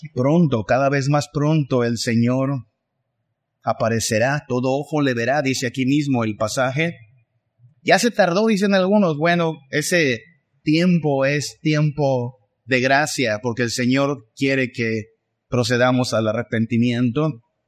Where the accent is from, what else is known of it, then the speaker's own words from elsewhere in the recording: Mexico; somos mexicanos